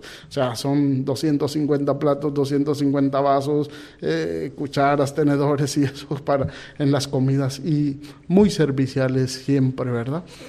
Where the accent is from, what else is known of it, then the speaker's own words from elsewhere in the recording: Guatemala; moved away as an adult; also born or lived in Panama / Mozambique; yo soy de Guatemala